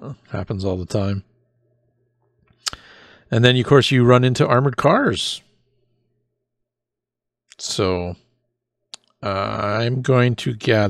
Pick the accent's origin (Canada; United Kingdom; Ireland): Canada; us being Canadian boys, right?